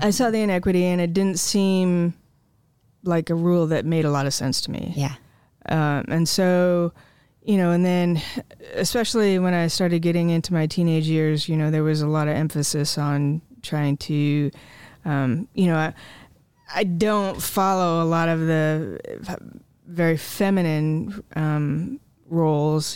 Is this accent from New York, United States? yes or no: no; Jesup, Iowa, United States; also born or lived in Marengo, Iowa; I grew up in Jessup on the small family farm, um, just south of town